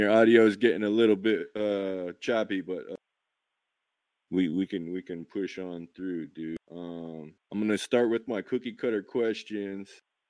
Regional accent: Idaho, United States; growing up in Idaho

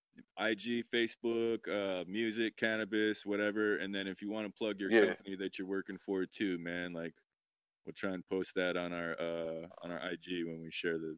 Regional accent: Idaho, United States; now in Portland, United States; Yeah, I'm from Idaho. Yeah. Been in Portland.

